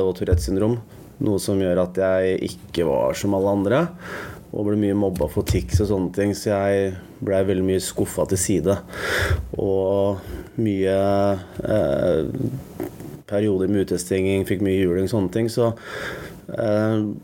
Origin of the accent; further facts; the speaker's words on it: Oslo, Norway; Jeg vokste opp på Bjølsen